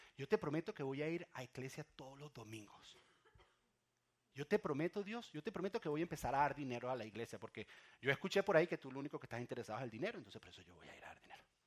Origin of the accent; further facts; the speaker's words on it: Venezuela; moved away; yo soy de Venezuela